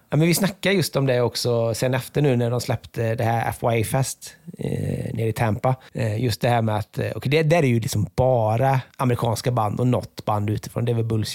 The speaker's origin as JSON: {"language": "Swedish", "town": "Borås", "region": "Västra Götaland", "country": "Sweden", "moved": "yes", "said": "jag är från Borås"}